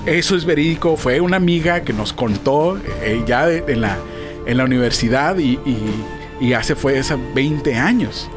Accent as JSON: {"language": "Spanish", "town": "Tijuana", "region": "Baja California", "country": "Mexico", "said": "Yo siendo tijuanense"}